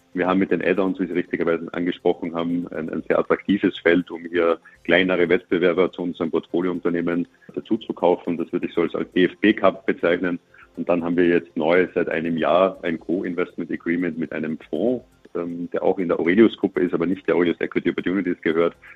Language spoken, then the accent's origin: German; Austria; Als Österreicher